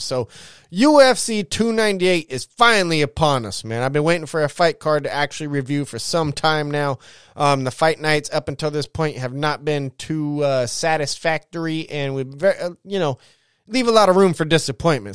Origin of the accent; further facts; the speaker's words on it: United States; I'm an American.